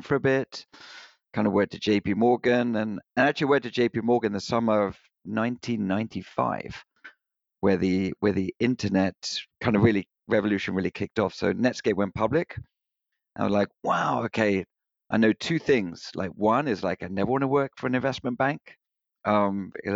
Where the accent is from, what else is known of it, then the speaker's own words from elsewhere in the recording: United Kingdom; accent: British; moved away; I was born just outside London in the UK